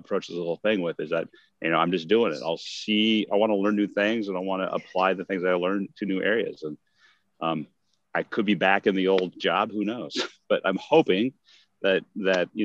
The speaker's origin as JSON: {"language": "English", "region": "West Coast", "country": "United States", "moved": "as an adult", "lives_now": "Maryland, United States", "said": "I'm originally from the West Coast and, you know, I moved to Maryland about 7 years ago or so"}